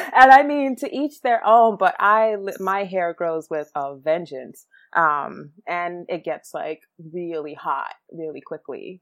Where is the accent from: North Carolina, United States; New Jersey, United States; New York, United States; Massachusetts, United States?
New York, United States; New York City; also born or lived in Guyana; so I was born in Brooklyn.